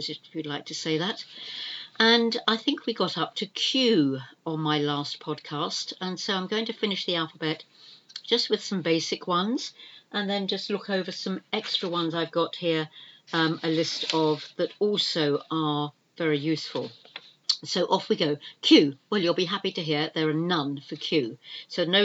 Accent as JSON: {"language": "English", "country": "United Kingdom", "said": "We are the British, we are an island here in the UK"}